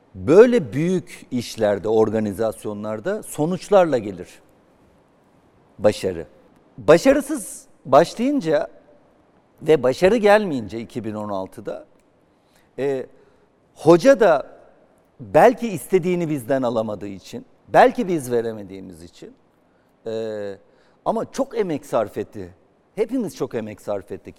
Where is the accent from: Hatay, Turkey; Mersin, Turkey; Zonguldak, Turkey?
Zonguldak, Turkey; moved away; Zonguldak zaten doğup büyüdüğüm şehir